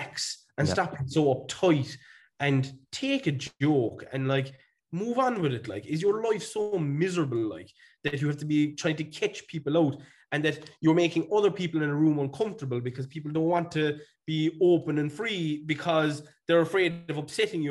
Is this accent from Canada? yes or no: no; Ireland; We as Irish people